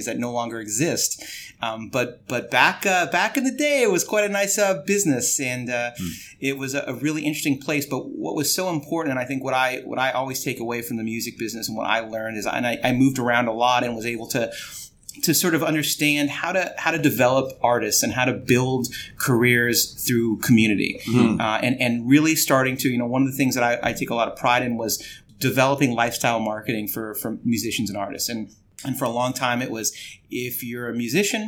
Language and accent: English; Los Angeles, California, United States; I grew up in Los Angeles